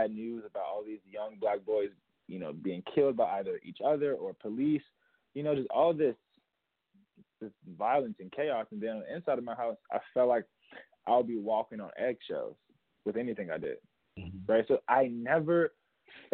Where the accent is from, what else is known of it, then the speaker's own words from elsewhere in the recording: Chicago, Illinois, United States; so I grew up in Chicago and I saw a lot of death growing up